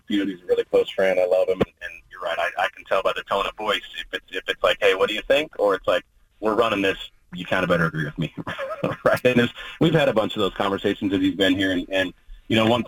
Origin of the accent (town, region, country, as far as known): Oregon, United States; born or raised there